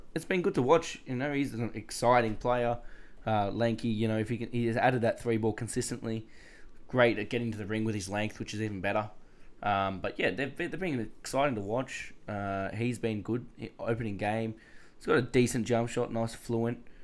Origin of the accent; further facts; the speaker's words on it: Australia; as an Aussie